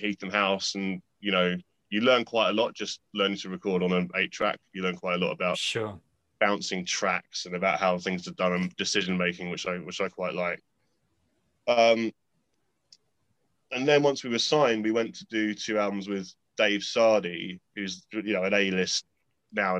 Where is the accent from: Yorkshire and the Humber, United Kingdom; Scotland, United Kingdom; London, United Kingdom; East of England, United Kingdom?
London, United Kingdom; Kingston upon Thames; I was growing up near Kingston